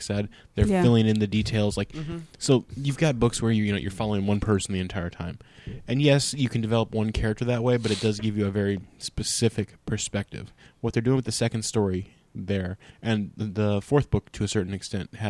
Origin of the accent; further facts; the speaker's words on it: Midwest, United States; I grew up in the Midwest